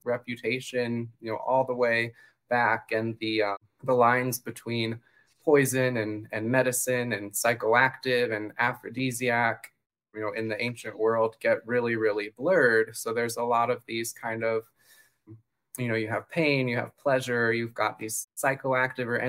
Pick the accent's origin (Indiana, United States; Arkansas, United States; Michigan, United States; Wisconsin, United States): Indiana, United States; Fort Wayne; now in Florida, United States; It's actually my hometown.